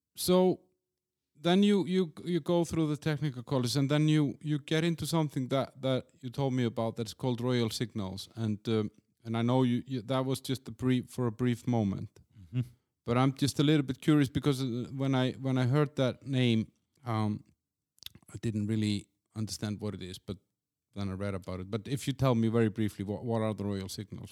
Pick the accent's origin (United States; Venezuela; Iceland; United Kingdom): Iceland; I'm, I'm from Iceland